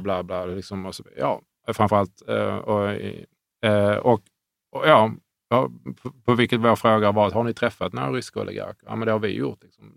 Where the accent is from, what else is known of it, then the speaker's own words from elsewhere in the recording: Sweden; som svensk